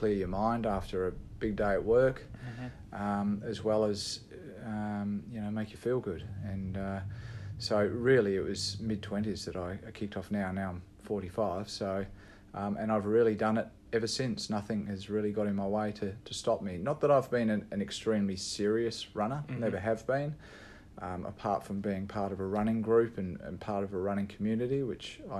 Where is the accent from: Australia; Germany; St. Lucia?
Australia; Perth, Western Australia; also born or lived in England / Sydney; I'm English born. I came to Australia when I was 8 years of age